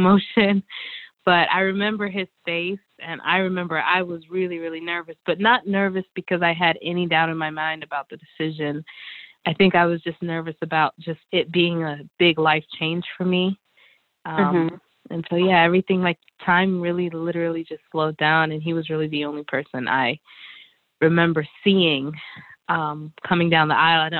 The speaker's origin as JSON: {"language": "English", "town": "Atlanta", "region": "Georgia", "country": "United States", "tie": "born or raised there", "moved": "as an adult", "lives_now": "North Carolina, United States", "said": "I was raised in Atlanta, Georgia"}